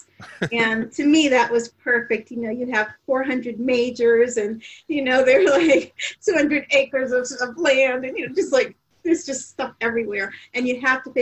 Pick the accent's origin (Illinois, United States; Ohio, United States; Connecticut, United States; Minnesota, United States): Connecticut, United States; New Haven; also born or lived in University of Maryland; New Haven, Connecticut, down the street. Or Westville, next door to West Rock